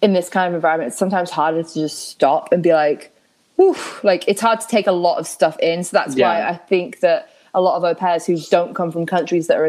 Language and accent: English; United Kingdom; I'm British